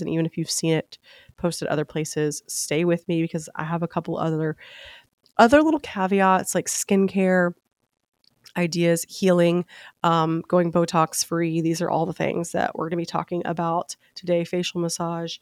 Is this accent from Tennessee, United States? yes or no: yes; Memphis, Tennessee, United States; moved away as an adult; also born or lived in Nashville, Tennessee; now in Palm Beach, United States; I am from Tennessee, born and raised in Memphis